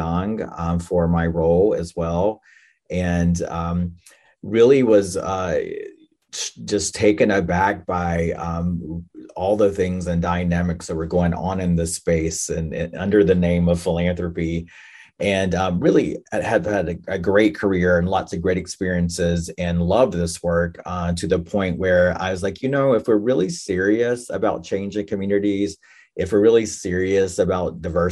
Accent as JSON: {"language": "English", "region": "North Carolina", "country": "United States", "tie": "born or raised there", "said": "I am Native American, enrolled in the Lumbee tribe in North Carolina. And I grew up there"}